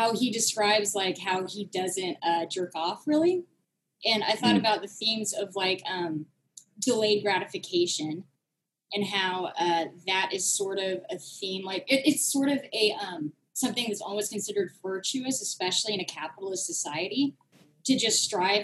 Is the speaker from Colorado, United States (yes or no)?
no; Tulsa, Oklahoma, United States; now in Van Nuys, United States; I am from Tulsa, Oklahoma originally, but I now live in Van Nuys.